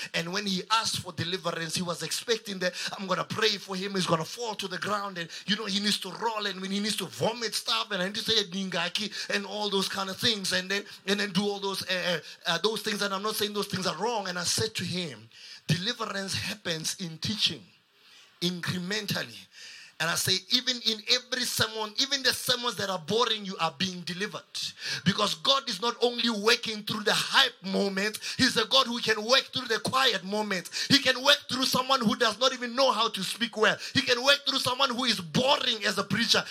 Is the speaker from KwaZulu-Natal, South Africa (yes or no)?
no; Kuruman, Northern Cape, South Africa; moved away as an adult; now in Pretoria, South Africa; I'm from Kuruman.